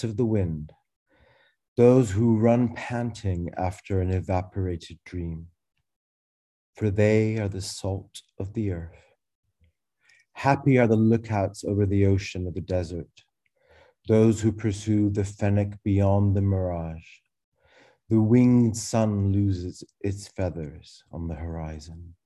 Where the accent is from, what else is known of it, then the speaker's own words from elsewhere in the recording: Glasgow, Scotland, United Kingdom; also born or lived in Cairo, Egypt; I was born in Egypt, in Cairo, like Tamer, but three months old, ventured into Glasgow, Scotland at my parents' whim